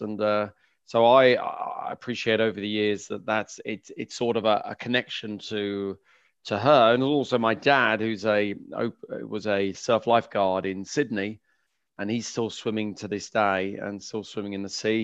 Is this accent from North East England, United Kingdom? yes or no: no; London, United Kingdom; I grew up in West London, uh, in Kew